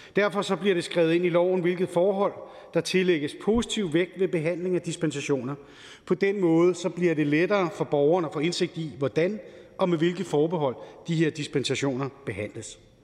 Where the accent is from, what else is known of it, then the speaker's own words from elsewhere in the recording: Helsingør, Capital Region of Denmark, Denmark; født og opvokset i Helsingør